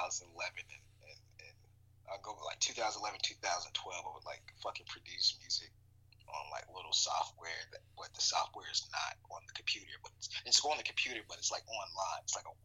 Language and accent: English; Arkansas, United States; I'm of course from the South, from Arkansas. So like I grew up Southern Baptist in the church.